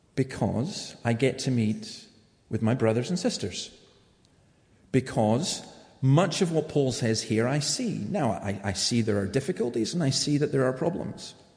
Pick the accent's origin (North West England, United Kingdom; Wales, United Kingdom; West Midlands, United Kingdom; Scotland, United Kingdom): Scotland, United Kingdom; I'm saying that as a Scot.